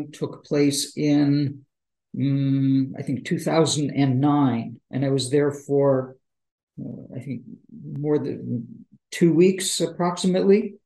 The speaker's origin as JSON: {"language": "English", "country": "Canada", "also_born_or_lived": "Seattle", "said": "being a Canadian Jew when I went to China for the first time, and I was a student there, and they would say, where are you from? And I'd say, I'm from Canada"}